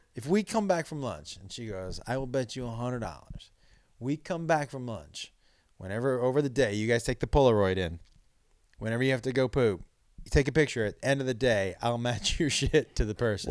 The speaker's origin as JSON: {"language": "English", "region": "Western Massachusetts", "country": "United States", "tie": "born or raised there", "said": "I grew up in Western Mass"}